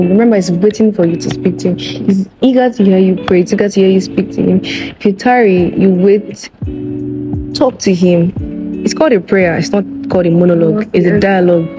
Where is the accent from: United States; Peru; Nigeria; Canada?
Nigeria; Ijebu, Ogun State; I'm from Ijebu. I'm from Ogun State.